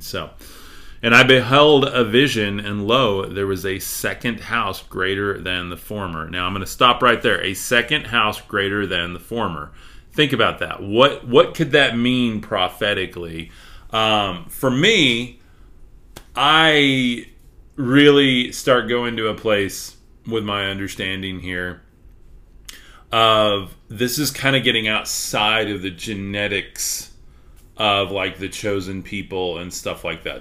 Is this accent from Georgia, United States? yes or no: no; Texas, United States; accent: Texas; my accent is way too Texas